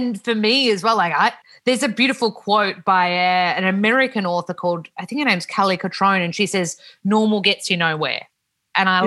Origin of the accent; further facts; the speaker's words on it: Melbourne, Victoria, Australia; I grew up in Melbourne, a Melbourne girl